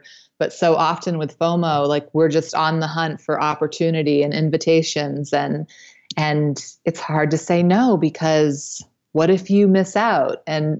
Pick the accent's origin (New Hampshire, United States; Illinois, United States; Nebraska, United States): New Hampshire, United States; Well, I grew up in New Hampshire, and that's where I met my husband.